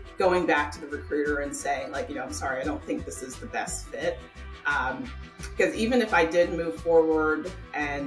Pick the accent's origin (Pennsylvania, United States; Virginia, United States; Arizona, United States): Pennsylvania, United States; Ardmore; I'm from Ardmore, Pennsylvania, in the suburbs of Philadelphia.